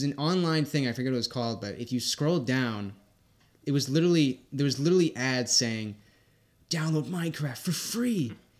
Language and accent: English; South Shore, Massachusetts, United States; South Shore. I can't do a Boston accent anymore.